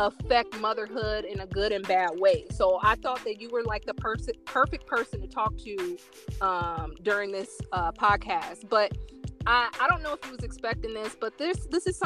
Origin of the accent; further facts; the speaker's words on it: Indiana, United States; I'm from Indiana, the northern state